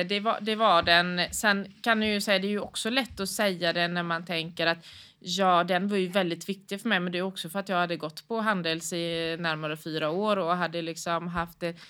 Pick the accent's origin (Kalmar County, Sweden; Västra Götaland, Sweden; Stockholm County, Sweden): Västra Götaland, Sweden; Gothenburg; bor och utgår från Göteborg, eh, där jag är uppväxt.